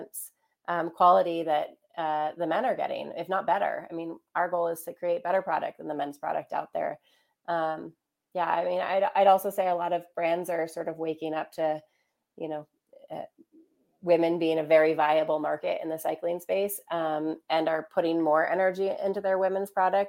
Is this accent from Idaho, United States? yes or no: yes; Ketchum, Idaho, United States; my hometown of Ketchum, Idaho